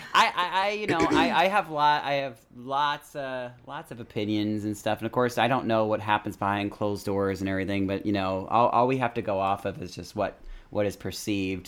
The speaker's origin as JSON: {"language": "English", "region": "California", "country": "United States", "tie": "born or raised there", "said": "I grew up in California"}